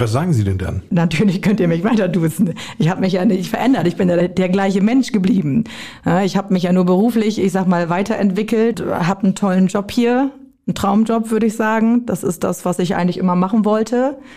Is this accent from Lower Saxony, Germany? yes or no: yes; Büren, Lower Saxony, Germany; born there; now in Garrel, Germany; Ich komme aus dem Landkreis Kloppenburg. Ich komme gebürtig aus Büren. Das liegt in der Gemeinde Emsteck. Und ich wohne mittlerweile in Garrel zusammen mit meiner Familie.